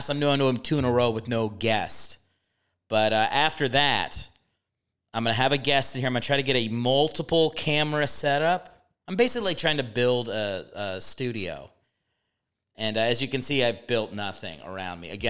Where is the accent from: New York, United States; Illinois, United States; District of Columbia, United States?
District of Columbia, United States; Washington; now in Los Angeles, United States; I'm at the DC Improv in my hometown